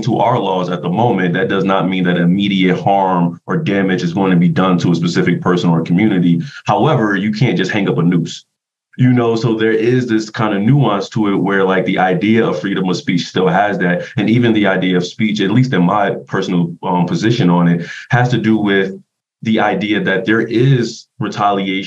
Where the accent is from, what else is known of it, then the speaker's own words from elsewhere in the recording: Philadelphia, Pennsylvania, United States; moved away; I am from North Philadelphia